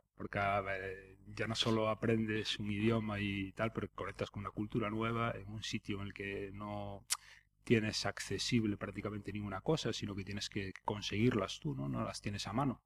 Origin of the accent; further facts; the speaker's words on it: Bueu, Galicia, Spain; also born or lived in Barcelona / Murcia / Pontevedra / Poio; soy de huevo y, así me lo, llevo en la sangre, ¿no? Y, de hecho ahora mismo resido allí